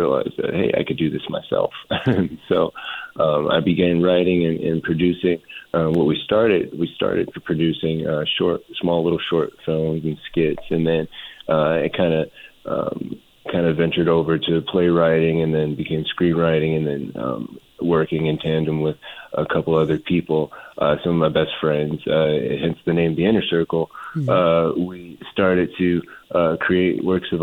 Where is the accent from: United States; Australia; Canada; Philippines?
United States; Wisconsin; moved away; also born or lived in Los Angeles; I'm originally from Wisconsin